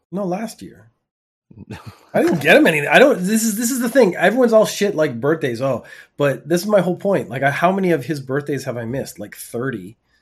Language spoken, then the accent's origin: English; Canada; I'm from Canada